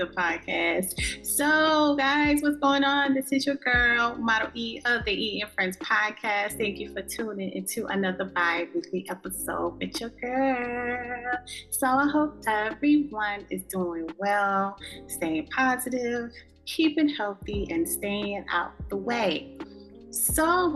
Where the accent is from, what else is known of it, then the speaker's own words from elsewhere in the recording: South Carolina, United States; now in North Carolina, United States; my hometown in South Carolina.